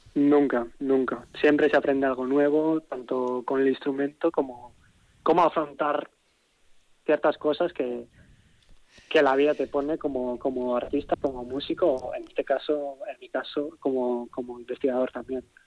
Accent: Vitoria-Gasteiz, Basque Country, Spain; Yo soy de Vitoria

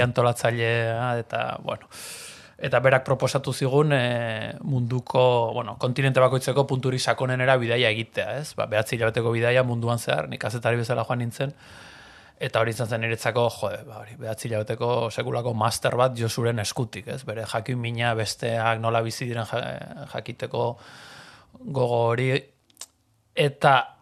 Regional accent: San Sebastián, Basque Country, Spain; Donostiarra naiz, donostian bizizan naiz beti

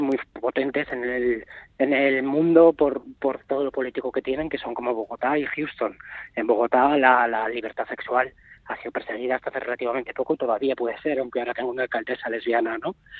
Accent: Navarre, Spain; also born or lived in Madrid; nacido en Madrid, pero yo soy de Navarra de toda la vida, soy de Navarroa, de hecho vivo desde que tenía tres o cuatro días de edad en Navarra

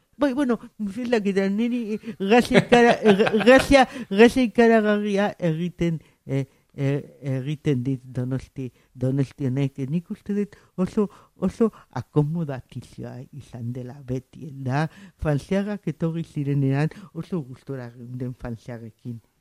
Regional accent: San Sebastián, Basque Country, Spain; el txofe plaza ondoan jaio, jaio nintzen

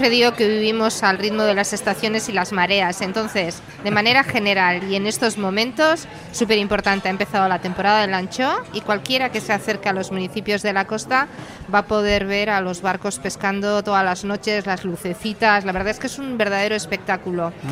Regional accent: Basque Country, Spain; de Urdaibai, de Busturialdea.

